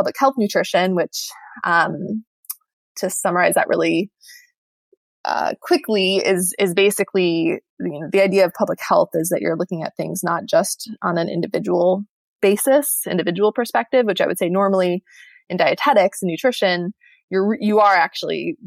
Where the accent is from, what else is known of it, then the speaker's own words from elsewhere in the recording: Michigan, United States; I'm from Michigan